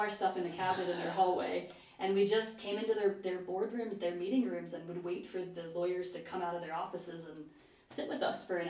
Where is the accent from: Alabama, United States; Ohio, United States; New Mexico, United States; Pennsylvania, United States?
Ohio, United States; Cincinnati; moved away as an adult; also born or lived in Tokyo; I actually applied to the University of Cincinnati, my hometown